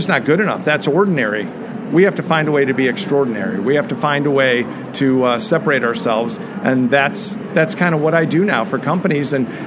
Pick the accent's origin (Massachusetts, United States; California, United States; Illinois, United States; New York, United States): Illinois, United States; Chicago; moved away; to be in Chicago. First off, it's my hometown